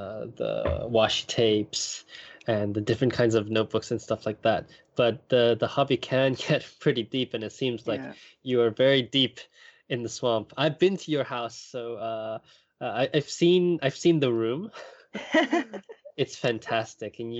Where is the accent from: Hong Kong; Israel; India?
Hong Kong; moved away as an adult; also born or lived in Europe; now in Japan; I grew up in Hong Kong